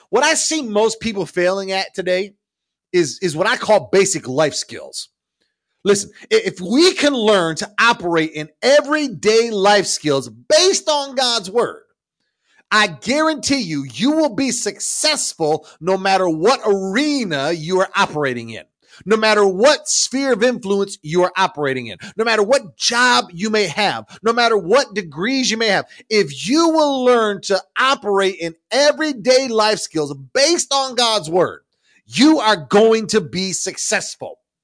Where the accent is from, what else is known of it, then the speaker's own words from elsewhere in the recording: Ownedale, Michigan, United States; I grew up in a little town called Ownedale, Michigan